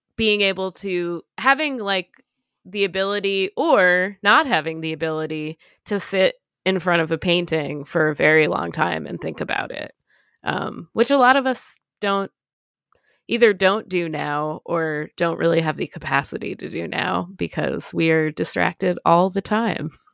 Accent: Connecticut, United States; moved away; also born or lived in New York City; I grew up in Connecticut

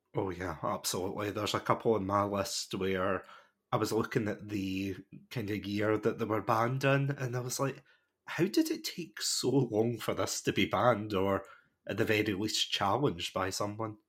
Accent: Scotland, United Kingdom; I'm watching this as a Scottish person

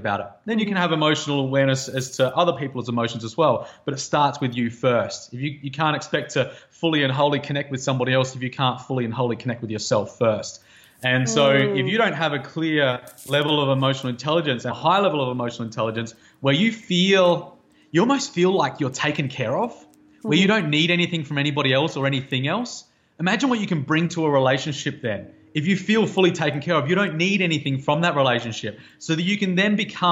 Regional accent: Australia; moved away as an adult; growing up in Outback Australia and spending a lot of years there

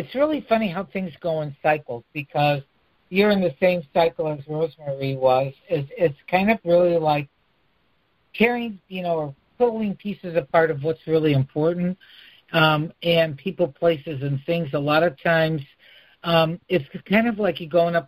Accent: Chicago, Illinois, United States; accent: Chicago; my Chicago accent

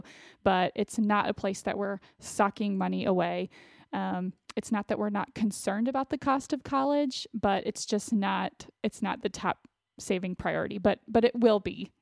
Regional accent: Austin, Texas, United States; I ended up going to the University of Texas, which was an in-state school for me since I'm from Austin

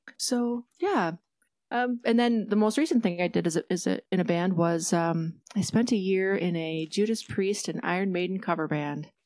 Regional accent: Detroit Lakes, Minnesota, United States; my hometown in Detroit Lakes, Minnesota

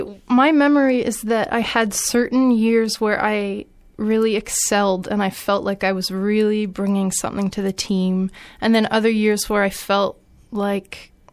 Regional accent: Hamilton, Ontario, Canada; No, I'm from Hamilton.

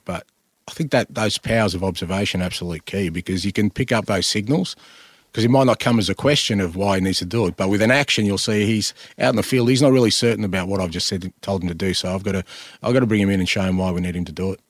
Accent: Australia; I'm Australian

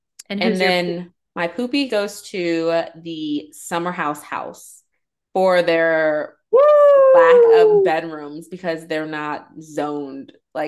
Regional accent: Nigeria; Look, Dr. Wendy, I am Nigerian.

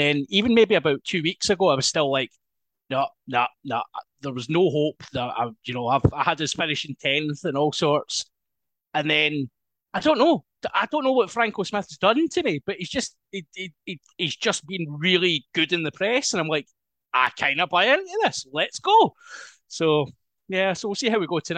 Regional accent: Isle of Bute, Scotland, United Kingdom; moved away as an adult; also born or lived in Aberdeen; I'm originally from the Isle of Bute. So I was a youth player down there for many, many years

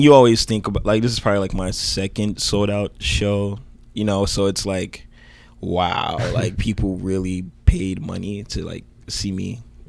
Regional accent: Miami Gardens, Florida, United States; moved away as an adult; also born or lived in Oakland, California; I'm originally from Miami Gardens.

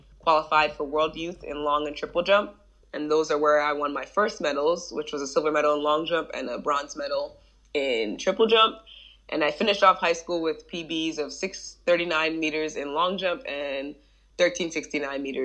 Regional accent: New Jersey, United States; I was raised in New Jersey.

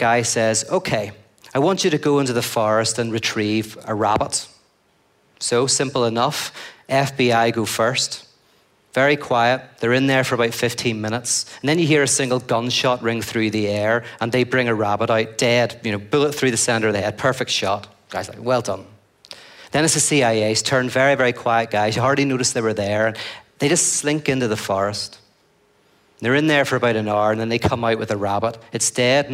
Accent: Northern Ireland, United Kingdom; I come from Northern Ireland

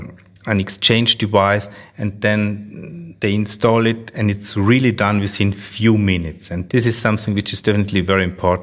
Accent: Austria; English is a second language; So we are from Austria, not from Australia.

